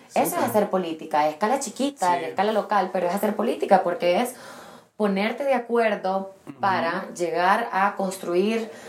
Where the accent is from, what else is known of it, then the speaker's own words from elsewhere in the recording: El Salvador; also born or lived in London; soy del Salvador